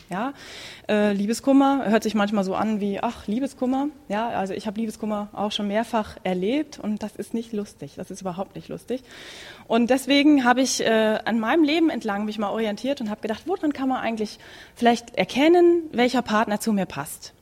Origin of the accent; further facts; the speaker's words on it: Münsterland, North Rhine-Westphalia, Germany; ich komme gebürtig aus Münsterland, da gibt es Schützenfest